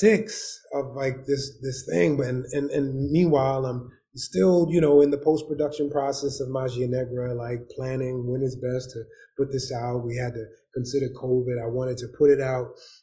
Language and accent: English; New York City, New York, United States; also born or lived in Winston-Salem, North Carolina / Bronx; I'm from Harlem, 80s and 90s.